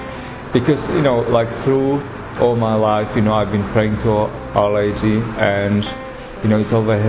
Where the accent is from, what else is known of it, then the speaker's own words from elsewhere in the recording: Slovakia; moved away; I'm from Slovakia.